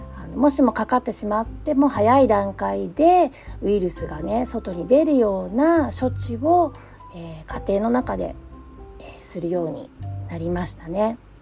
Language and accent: Japanese; Japan; moved away as an adult; also born or lived in Southern California; now in California, United States; 日本で教育を受けてきた